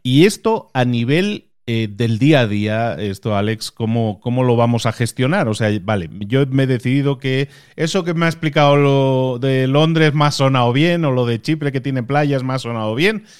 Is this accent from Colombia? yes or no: no; Barcelona, Catalonia, Spain; moved away; also born or lived in Galicia; Porque yo soy nacido en Galicia y me crié en Barcelona y luego he emigrado a otro país